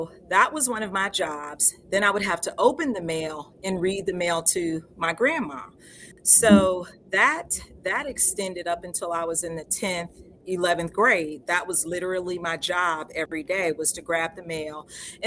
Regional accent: Delray Beach, Florida, United States; moved away as an adult; I'm originally from Delray Beach, Florida, where I lived most of my life before applying to a historically Black college and university, Morris Brown College

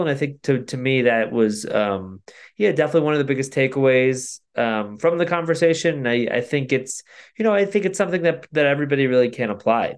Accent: Connecticut, United States; I grew up in Connecticut

